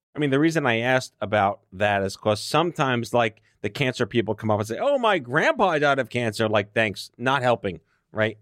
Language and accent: English; New York City, New York, United States; when you're born and raised in New York City